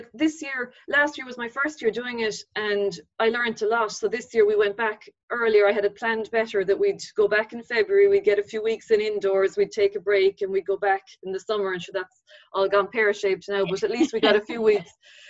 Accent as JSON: {"language": "English", "town": "Carrigaline", "region": "Munster", "country": "Ireland", "tie": "born or raised there", "also_born_or_lived": "Crossavon", "said": "Between Carrigaline and Crossavon in Cork. Went to Crossavon school."}